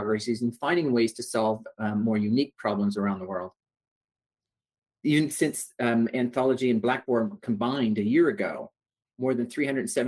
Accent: Toronto, Ontario, Canada; Originally, I'm from Toronto in Canada

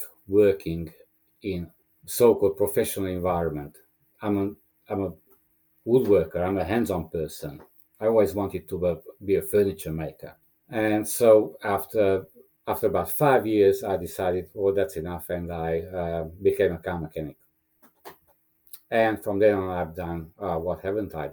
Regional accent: Romania; English is a second language; moved away as an adult; now in Australia; I was born in Romania as a Hungarian minority person, and we ended up leaving when I was around 20 from the Ceausescu regime

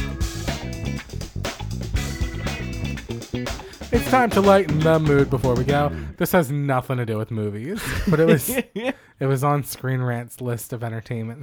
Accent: Philadelphia, Pennsylvania, United States; we're from Philly and we love Gritty

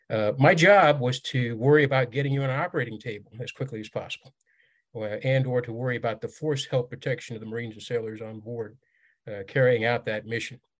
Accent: Riyadh, Riyadh Province, Saudi Arabia; I grew up in Riyadh, the Saudi capital, and that's where my childhood home is

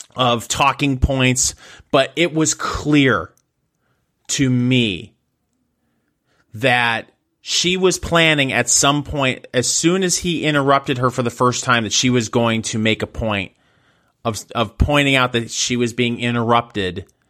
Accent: Michigan, United States; I grew up in Michigan.

